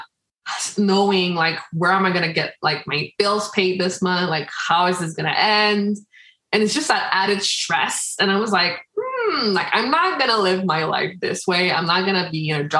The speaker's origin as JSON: {"language": "English", "region": "Quebec", "country": "Canada", "tie": "born or raised there", "also_born_or_lived": "Dominican Republic", "said": "I was born in the Dominican Republic. And I was 1 year old when I came here to Canada, to Quebec."}